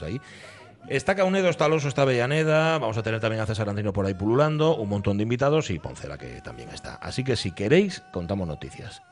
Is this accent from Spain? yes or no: yes; Gijón, Asturias, Spain; yo soy de Gijón y siempre digo que Gijón es un pueblo